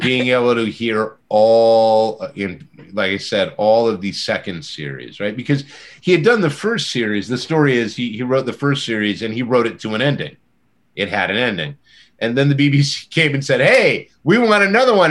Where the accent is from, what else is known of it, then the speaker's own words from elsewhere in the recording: near Monterey, California, United States; I grew up near Monterey, California